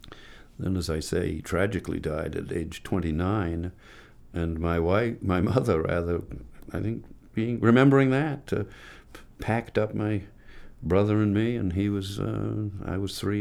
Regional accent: Bethesda, Maryland, United States; also born or lived in Presque Isle, Maine; I'm proud to be a Mainer. I was born in Presque Isle, but not because we lived in Presque Isle. We lived in Bethesda, Maryland, the family did.

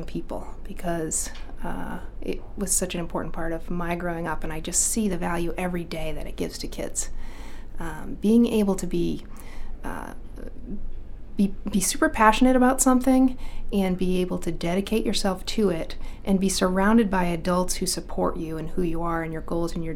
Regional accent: Carrabassett Valley, Maine, United States; also born or lived in Waterville, Maine; I'm from Maine. My grandparents and parents are Mainers, so a longtime Mainer

